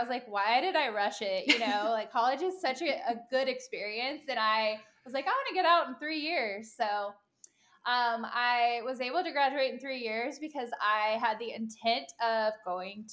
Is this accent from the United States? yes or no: yes; Virginia, United States; moved away as an adult; now in Charlotte, United States; I am originally from Virginia. And lived there basically my whole life.